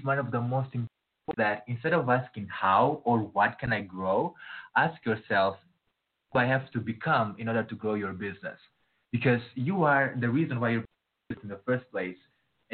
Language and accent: English; Mozambique; I'm from Mozambique